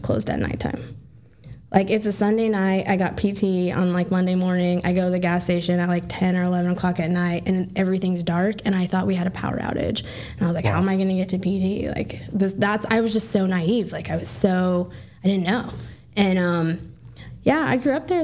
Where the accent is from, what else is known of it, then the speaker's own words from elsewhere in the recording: Las Vegas, Nevada, United States; moved away as an adult; I grew up in Las Vegas.